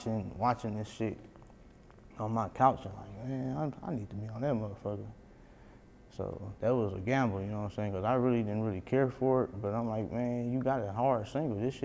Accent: Milwaukee, Wisconsin, United States; I'm from Milwaukee

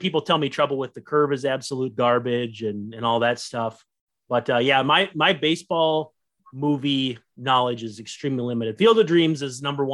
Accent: Roseau, Minnesota, United States; if you ever hear of Roseau hockey, that's my hometown

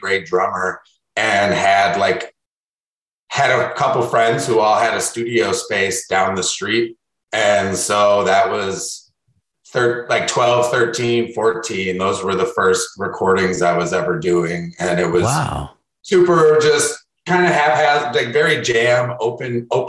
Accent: Chicago, Illinois, United States; I grew up in Wicker Park, super centralized north side neighborhood of Chicago

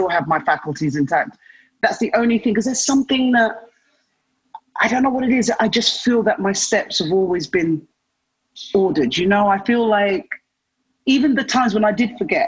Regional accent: London, United Kingdom; I was born in London

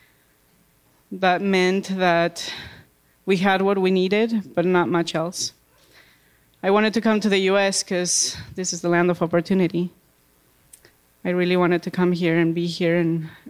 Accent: Bolivia; moved away as an adult; now in United States; I grew up in Bolivia.

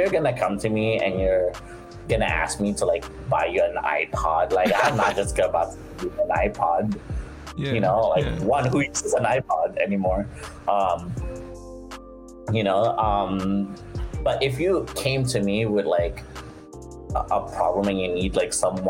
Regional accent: Philippines; moved away; also born or lived in United States; growing up in the Philippines

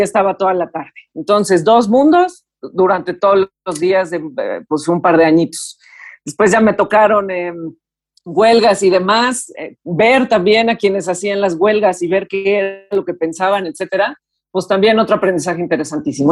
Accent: Mexico; Como mexicanos

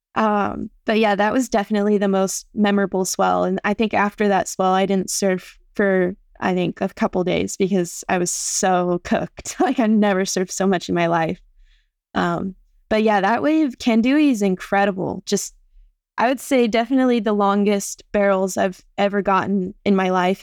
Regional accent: San Clemente, California, United States; moved away as an adult; also born or lived in Wailua, Hawaii; now in Oahu, United States; I've, um, lived in San Clemente almost my whole life. Originally, I am from Wailua, just here in Hawaii, um, and I moved over to San Clemente when I was around six years old. and I've lived there since

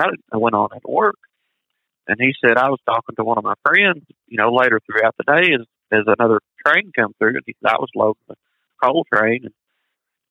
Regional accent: Paintsville, Kentucky, United States; moved away as an adult; my hometown, not 3 miles from where I grew up

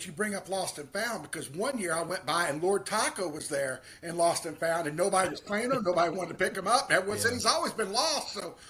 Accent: Henderson, Kentucky, United States; I come from a little town called Henderson, Kentucky. We're near Evansville, Indiana.

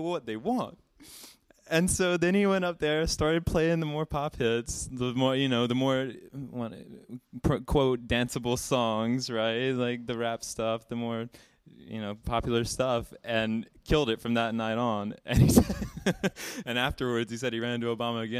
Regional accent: Alabama, United States; a native Alabamian

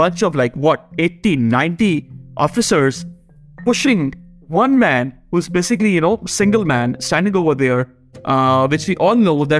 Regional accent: Karachi, Sindh, Pakistan; now in Islamabad, Pakistan; I'm currently based in Islamabad, the federal capital. I'm originally from the southern city of Karachi.

